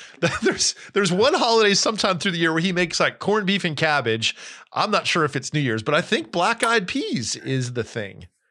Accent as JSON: {"language": "English", "region": "New Jersey", "country": "United States", "tie": "born or raised there", "also_born_or_lived": "California", "moved": "yes", "lives_now": "Tennessee, United States", "said": "I grew up in New Jersey. I am a proud Northeasterner"}